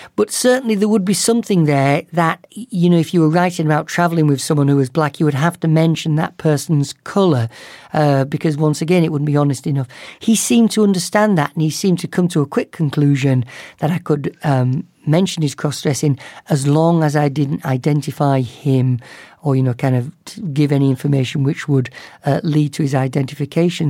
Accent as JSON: {"language": "English", "region": "the north of England", "country": "United Kingdom", "tie": "born or raised there", "moved": "yes", "said": "my hometown in the north of England"}